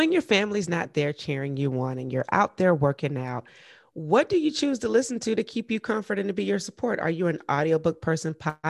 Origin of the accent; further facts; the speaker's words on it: the South, United States; Cause you know, I'm from the South.